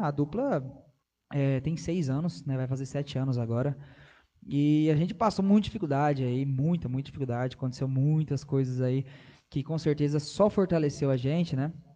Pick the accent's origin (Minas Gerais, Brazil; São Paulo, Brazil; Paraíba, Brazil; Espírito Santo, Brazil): São Paulo, Brazil; Pindamonhangaba; Eu sou do interior de São Paulo, Pindamonhangaba, nascido e crescido em Pindamonhangaba